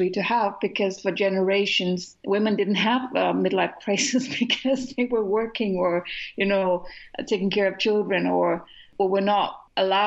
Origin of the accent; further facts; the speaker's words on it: Denmark; We don't have as many words as the English language has